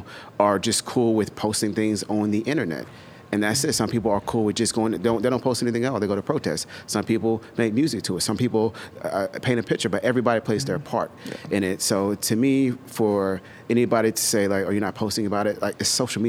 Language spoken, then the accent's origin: English; the South, United States; I grew up in the South. I dealt with some racist shit.